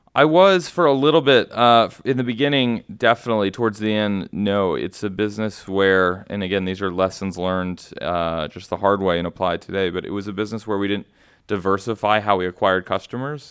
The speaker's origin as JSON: {"language": "English", "town": "Houston", "region": "Texas", "country": "United States", "tie": "born or raised there", "also_born_or_lived": "Austin, Texas", "moved": "as an adult", "lives_now": "New York, United States", "said": "I am actually born and raised in Houston, Texas."}